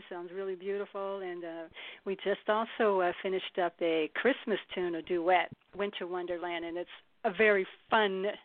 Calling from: Inglewood, California, United States; I'm calling from Inglewood.

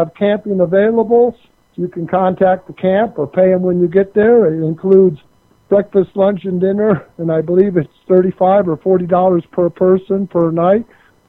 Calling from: Colorado, United States; Nugget Brain in Colorado, of course.

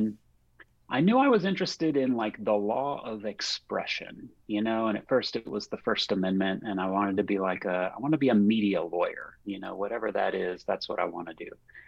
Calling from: Charlottesville, Virginia, United States; I am calling in from Charlottesville, Virginia, in beautiful central Virginia.

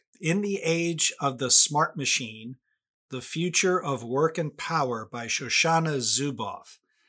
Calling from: Carlisle, Pennsylvania, United States; And this is … calling from Carlisle, Pennsylvania in the United States.

